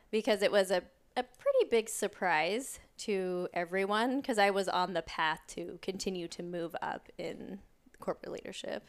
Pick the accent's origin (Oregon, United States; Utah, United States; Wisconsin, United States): Oregon, United States; I grew up in Oregon, a town about an hour south of Portland